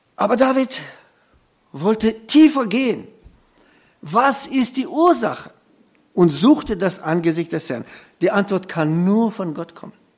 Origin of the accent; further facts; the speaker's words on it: Germany; bei uns in Deutschland